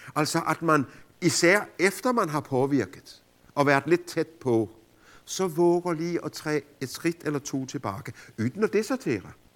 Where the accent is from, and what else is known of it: Denmark